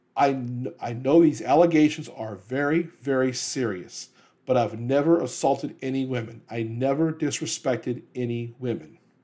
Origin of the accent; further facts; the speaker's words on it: New Orleans, Louisiana, United States; my hometown, New Orleans.